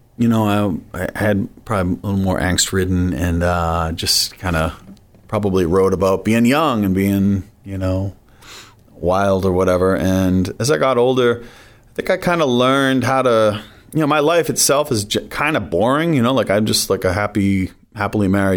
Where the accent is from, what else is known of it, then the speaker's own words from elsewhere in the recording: Foxborough, Massachusetts, United States; I grew up in Foxborough, Massachusetts